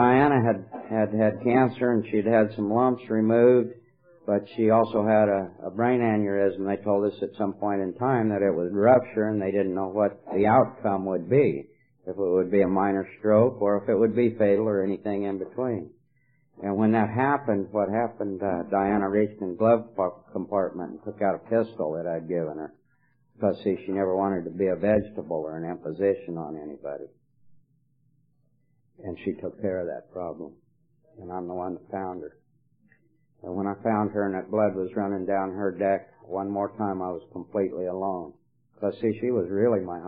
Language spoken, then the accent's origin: English; Colorado, United States; moved away as an adult; now in California, United States; I live in California, but I'm not from California. I'm from Colorado